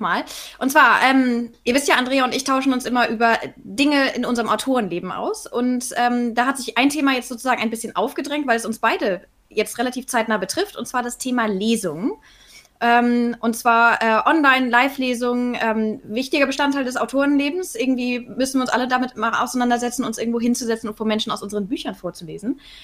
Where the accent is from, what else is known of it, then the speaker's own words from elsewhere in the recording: Northern Germany, Germany; ich komme aus Norddeutschland